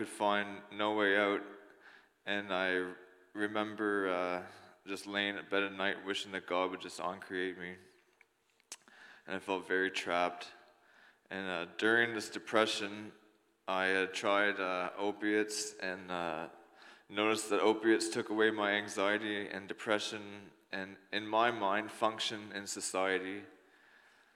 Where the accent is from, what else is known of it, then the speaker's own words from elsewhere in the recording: New Brunswick, Canada; I grew up in New Brunswick in a family of four.